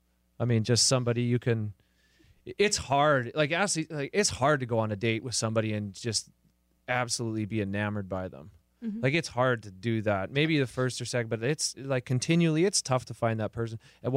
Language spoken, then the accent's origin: English; the Canadian Prairies, Canada; now in Los Angeles, United States; And I'm from the prairies in Canada. My hometown has 600 people. We're a farming community.